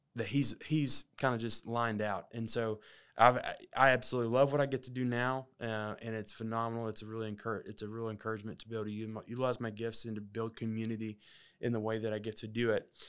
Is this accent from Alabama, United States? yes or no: yes; Alabama, United States; moved away; also born or lived in Texas; I grew up in Alabama, uh, for about fourteen years of my life